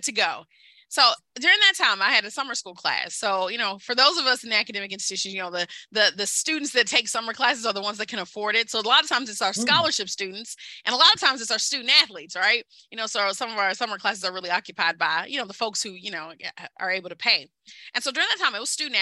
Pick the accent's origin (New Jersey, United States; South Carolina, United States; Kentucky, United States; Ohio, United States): Kentucky, United States; I'm from Kentucky. I'm from coal country.